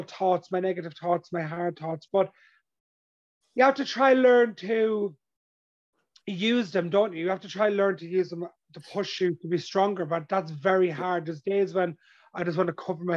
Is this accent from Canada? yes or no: no; Ireland; where I grew up in my hometown and my community, and I grew up in an Irish traveler, gypsy background